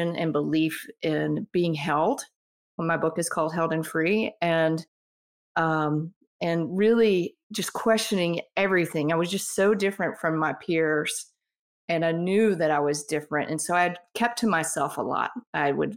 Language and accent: English; Mississippi, United States; moved away as an adult; also born or lived in Miami / Colorado; growing up in Mississippi, religion here is very conservative